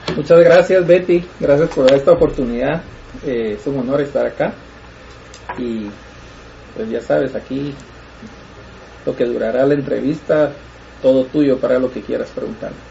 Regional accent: Guatemala; moved away as an adult; now in Los Angeles, United States; soy guatemalteco, como tú dijiste, vivo en Los Ángeles, California pues viví hasta que tenía 25 años en Guatemala, puro chapín

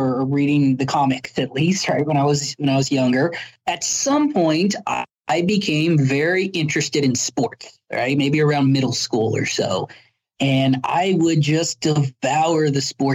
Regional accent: Las Cruces, New Mexico, United States; I was born and raised in Las Cruces.

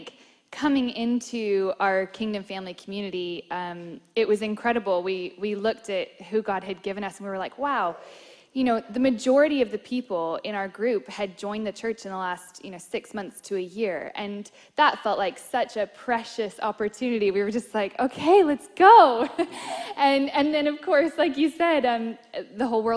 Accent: Seattle, Washington, United States; moved away as an adult; I am from Seattle in the United States. And we moved here about 3 years ago now.

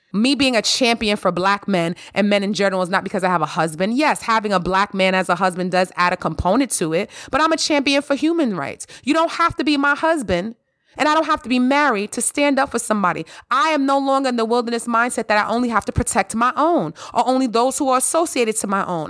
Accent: New York City, New York, United States; I grew up in the Bronx and Harlem

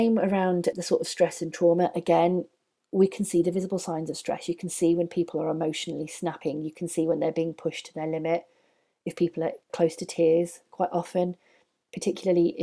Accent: United Kingdom; we're British

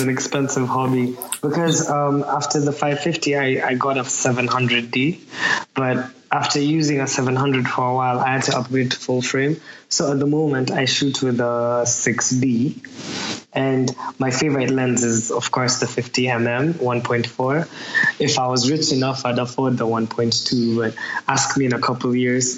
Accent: Nairobi, Kenya; moved away as an adult; now in Manchester, United Kingdom; I'm from Nairobi, Kenya. I just moved to Manchester three years ago. So like Nairobi is where I was born and raised.

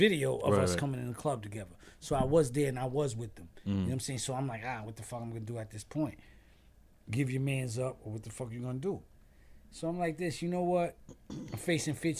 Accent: New York City, New York, United States; I'm from Stapleton Projects

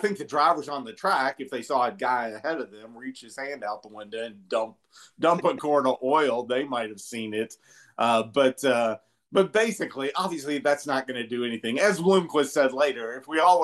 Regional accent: Louisville, Kentucky, United States; where I grew up in Louisville, Kentucky

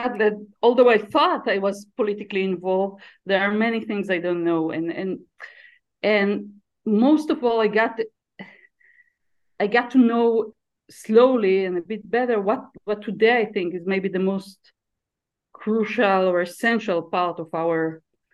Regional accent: around Tel Aviv, Tel Aviv District, Israel; I was born and raised around Tel Aviv in Israel

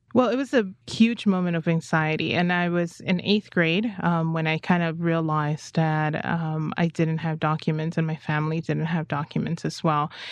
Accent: United States; I'm an American

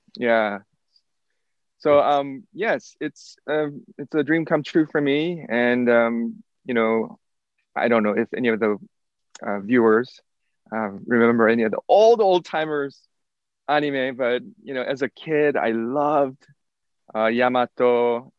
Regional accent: South Korea; now in Lubbock, United States; I am originally from South Korea.

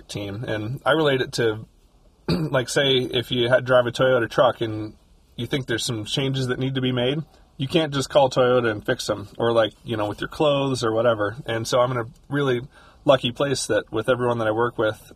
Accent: Louisville, Kentucky, United States; I grew up in Louisville, Kentucky

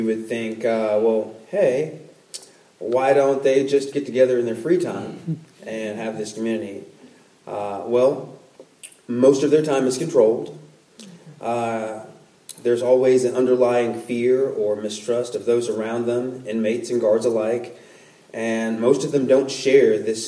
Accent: Puerto Rico; moved away; I'm from Puerto Rico as well

